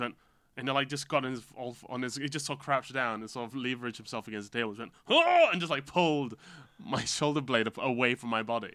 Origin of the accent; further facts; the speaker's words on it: Malaysia; from being Malaysian